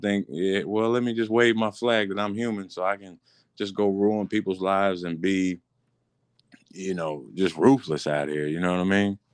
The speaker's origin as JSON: {"language": "English", "town": "Marianna", "country": "United States", "tie": "born or raised there", "said": "I'm from Mariana."}